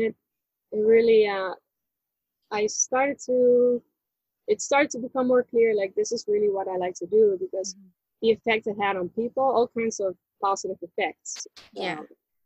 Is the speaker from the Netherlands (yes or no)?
yes; Netherlands; I was born in the Netherlands